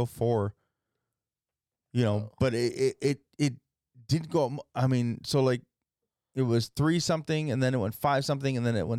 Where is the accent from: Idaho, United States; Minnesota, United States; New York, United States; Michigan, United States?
Idaho, United States; Wendell; moved away; Me growing up in Wendell, Idaho, I didn't know anybody when I came here.